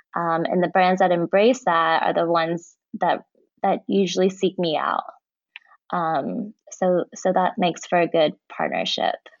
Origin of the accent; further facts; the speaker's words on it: Indiana, United States; Born and raised in Indiana, but my dad is from Iran and my mom is Dutch.